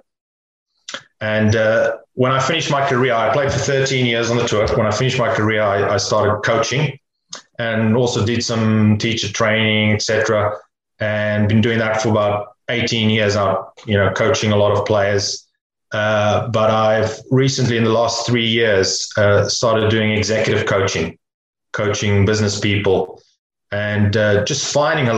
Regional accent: near Cape Town, Western Cape, South Africa; I grew up near Cape Town in South Africa

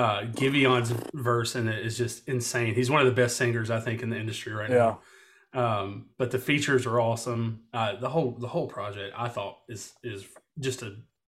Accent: West Tennessee, United States; also born or lived in Memphis, Tennessee; I'm from West Tennessee originally, spent a whole lot of my life in Memphis.

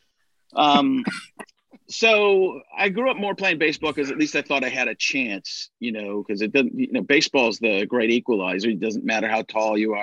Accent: Waukesha, Wisconsin, United States; moved away; I grew up in Waukesha, Wisconsin

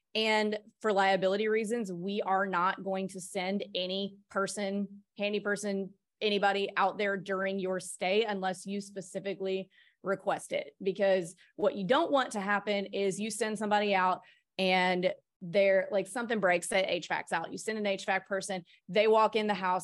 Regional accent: Mississippi, United States; moved away; also born or lived in New York City / Nashville; I'm from Mississippi

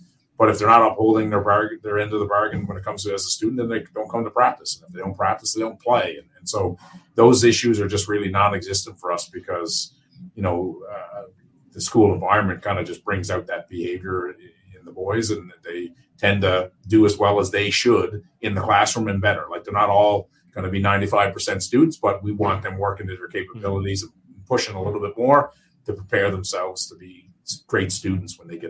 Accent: Newfoundland and Labrador, Canada; now in Greater Toronto Area, Canada; I'm from Newfoundland originally

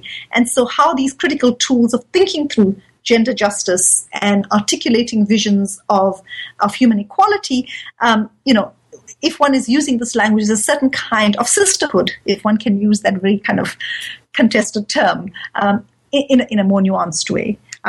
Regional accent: South Africa; So, for example, I live in South Africa. I'm a Muslim, but I'm also South African

